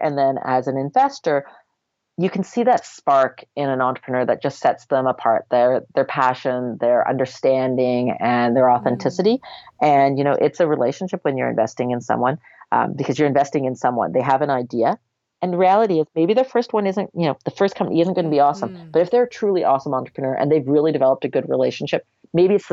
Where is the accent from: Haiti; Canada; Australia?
Canada; we're Canadian